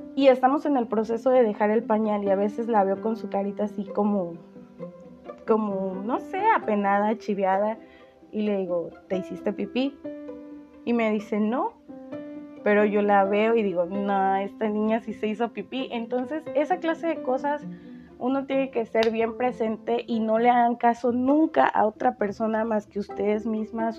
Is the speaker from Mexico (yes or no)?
yes; Veracruz, Mexico; yo soy de Veracruz y aquí hace demasiado calor